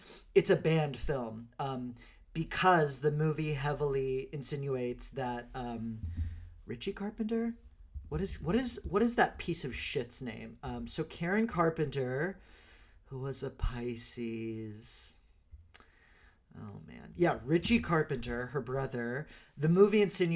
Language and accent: English; Texas, United States; now in New York City, United States; I grew up in Texas